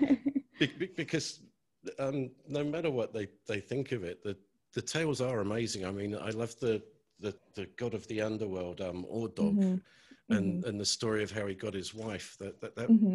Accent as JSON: {"language": "English", "country": "United Kingdom", "said": "Being British"}